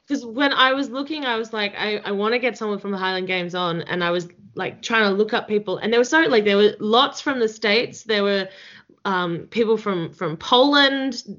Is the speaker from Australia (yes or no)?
yes; Australia; accent: Australian; I feel like my Australian accent gets thicker